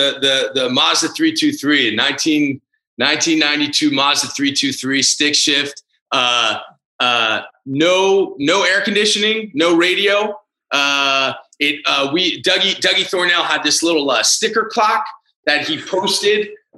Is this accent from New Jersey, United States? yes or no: no; Washington, District of Columbia, United States; growing up in Washington, especially at the time that I did, I wouldn't change it for the world.